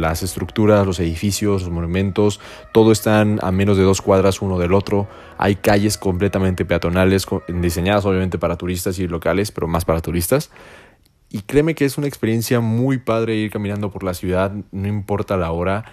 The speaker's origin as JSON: {"language": "Spanish", "country": "Mexico", "tie": "born or raised there", "moved": "yes", "lives_now": "Guadalajara, Mexico", "said": "mi visión como mexicano, mi visión como eh, persona que viene de una ciudad pequeña, pues básicamente yo nunca en, mi ciudad natal no tenía metro. Y en la ciudad en la que vivo ahora, en Guadalajara"}